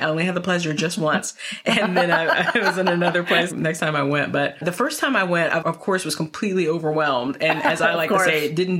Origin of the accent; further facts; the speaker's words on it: North Carolina, United States; now in Northern Virginia, United States; I'm originally from North Carolina. So when I moved to Northern Virginia, which is basically the DC suburbs